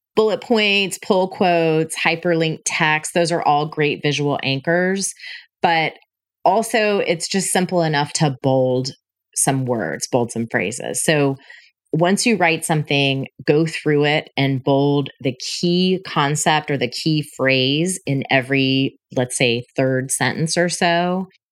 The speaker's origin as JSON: {"language": "English", "town": "Panama City", "region": "Florida", "country": "United States", "tie": "born or raised there", "also_born_or_lived": "Tallahassee / Denver", "moved": "as an adult", "said": "my hometown of Panama City"}